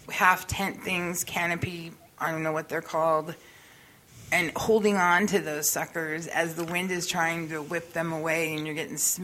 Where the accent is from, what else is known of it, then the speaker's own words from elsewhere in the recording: the West, United States; now in St. Louis, United States; Yeah, but I'm from the West where we have, earthquakes and desert and stuff.